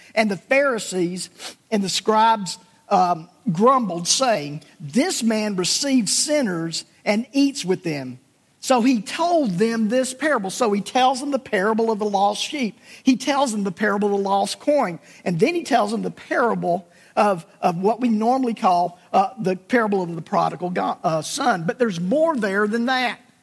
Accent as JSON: {"language": "English", "region": "South Alabama", "country": "United States", "tie": "born or raised there", "said": "my childhood growing up in South Alabama"}